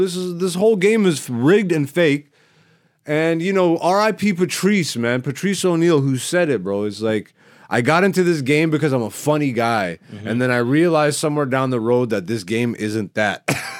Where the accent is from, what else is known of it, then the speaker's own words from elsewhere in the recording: Greece; born there; That's why I'm … I was born in Greece. I'm Ethiopian though, but I rep everybody, but I rep who I am, you know, and I'm Ethiopian by blood.